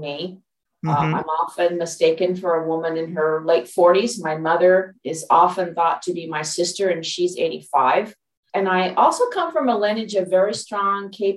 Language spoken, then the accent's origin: English; Los Angeles, California, United States; moved away as an adult; also born or lived in Dallas, Texas; now in Pacific Northwest, United States; I'm originally from Los Angeles, California, born and raised Los Angelino